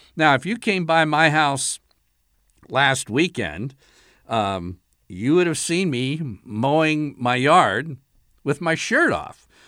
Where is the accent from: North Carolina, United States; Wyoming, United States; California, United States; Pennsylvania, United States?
Pennsylvania, United States; Allentown; I was a real little guy, uh, growing up in Allentown, Pennsylvania.